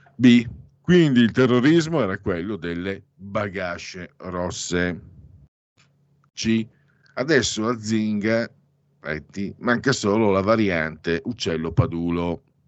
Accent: Italy; sono di origini veneto-friulane, anzi sono veneto-friulano

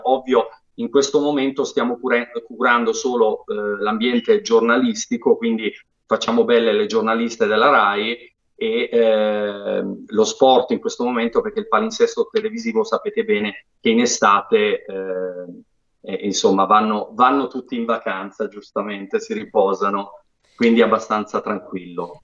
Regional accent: Apulia, Italy; io come Bianca Guacero sono pugliese

